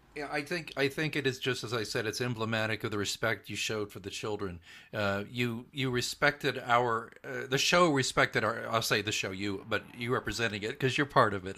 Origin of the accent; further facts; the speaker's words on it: Midwest City, Oklahoma, United States; I grew up in Oklahoma